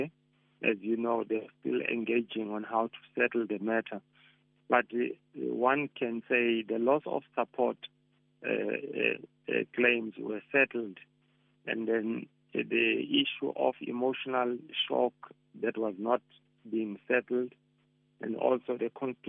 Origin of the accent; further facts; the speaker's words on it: South Africa; as South African